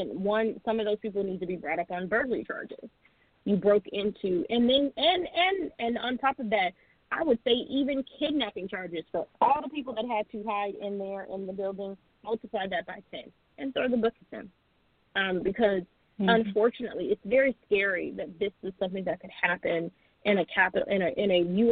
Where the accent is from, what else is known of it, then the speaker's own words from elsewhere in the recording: United States; we're all American